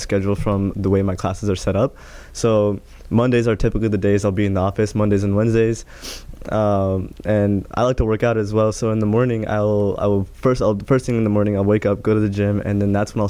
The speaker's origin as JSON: {"language": "English", "town": "Greenwood", "region": "Indiana", "country": "United States", "tie": "born or raised there", "also_born_or_lived": "San Francisco, California", "said": "we moved here back in 07 in Greenwood. So now I'm here in Indiana. That's where I grew up"}